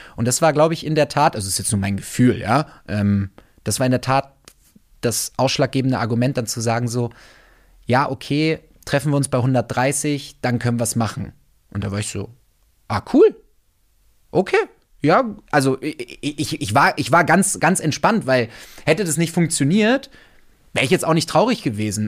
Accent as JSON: {"language": "German", "town": "Wolfsburg", "region": "Lower Saxony", "country": "Germany", "tie": "born or raised there", "moved": "yes", "said": "ich bin auf dem Land aufgewachsen. Ja, ich komme komm aus der aus der Autostadt aus Wolfsburg"}